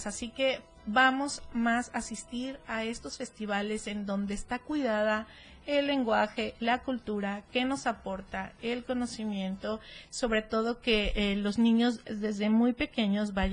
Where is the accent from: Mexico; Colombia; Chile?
Mexico; son cosas que realmente nosotros como mexicanos siempre disfrutamos en la plaza